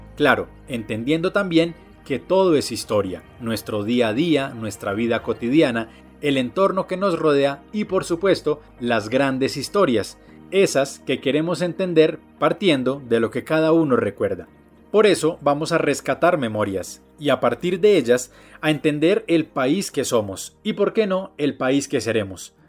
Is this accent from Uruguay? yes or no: no; Tabio, Cundinamarca, Colombia; el de Tabio